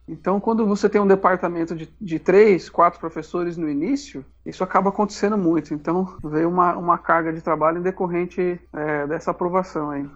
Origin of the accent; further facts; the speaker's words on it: São Paulo, Brazil; moved away as an adult; now in João Pessoa, Brazil; sou paulista, paulistano em processo de aparaibanamento